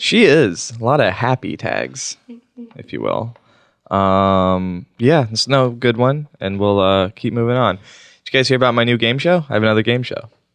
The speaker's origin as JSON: {"language": "English", "region": "Oklahoma", "country": "United States", "tie": "born or raised there", "also_born_or_lived": "Washington, D.C.", "moved": "yes", "said": "I grew up in Oklahoma"}